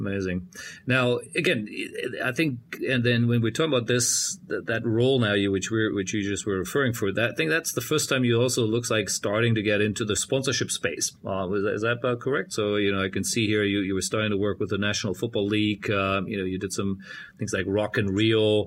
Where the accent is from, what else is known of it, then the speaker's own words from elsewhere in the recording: Germany; moved away; my home country in Germany